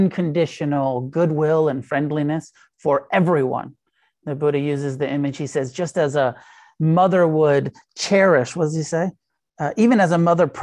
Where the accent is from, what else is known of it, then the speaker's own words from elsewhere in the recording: Santa Cruz, California, United States; moved away; I grew up in Santa Cruz and go back to Santa Cruz around the holidays